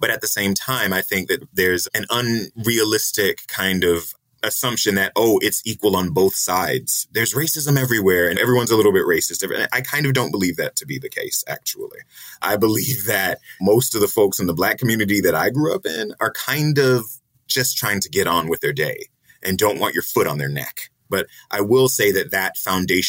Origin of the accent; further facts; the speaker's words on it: Jacksonville, Florida, United States; moved away; also born or lived in Washington, D.C. / Colombia / Sao Paulo; I grew up in Jacksonville in the 80s